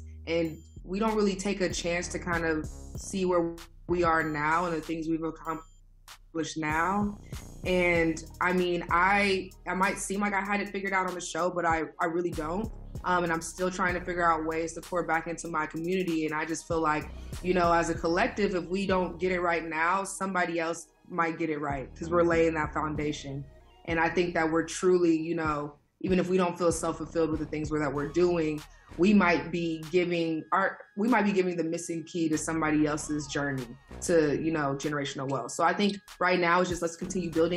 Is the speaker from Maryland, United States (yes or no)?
no; Inglewood, California, United States; Born and raised in Inglewood, so that's kind of my relationship to South